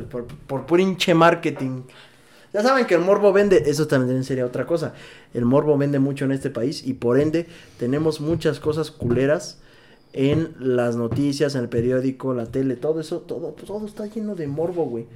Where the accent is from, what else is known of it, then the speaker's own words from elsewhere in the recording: Mexico; como mexicano